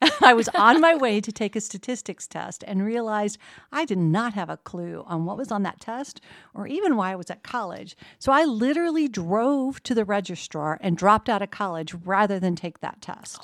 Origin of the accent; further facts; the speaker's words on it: Medford, Oregon, United States; moved away as an adult; also born or lived in Portland, Oregon / Los Angeles / Eugene, Oregon / West Lafayette, Indiana; now in Muncie, United States; I grew up in a small town that is very much like Muncie called Medford, Oregon